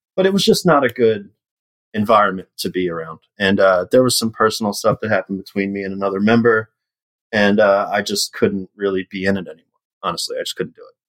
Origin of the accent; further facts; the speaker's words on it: Yardley, Pennsylvania, United States; where I grew up in Yardley